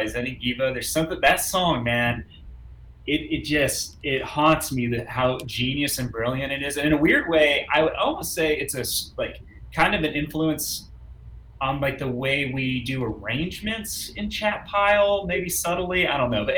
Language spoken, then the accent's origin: English; Oklahoma, United States; we grew up in Oklahoma in the 90s